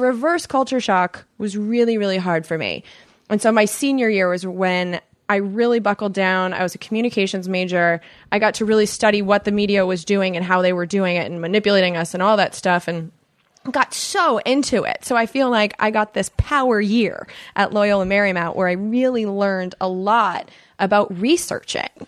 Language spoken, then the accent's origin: English; United States; accent: American; my accent. They would know an American.